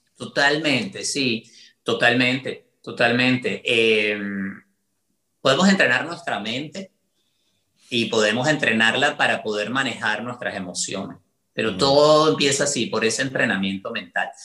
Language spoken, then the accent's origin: Spanish; Venezuela; moved away as an adult; now in United States; la misma cantidad de tiempo de la que viví en Venezuela